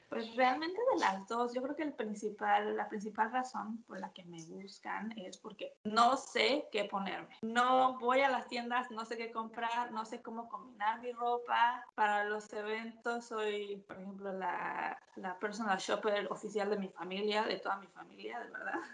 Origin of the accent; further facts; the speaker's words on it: Mexico City, Mexico; moved away as an adult; also born or lived in Milan, Italy; now in Auckland, New Zealand; soy de la Ciudad de México, pero igual, como decías, vivo en Auckland desde hace casi cuatro años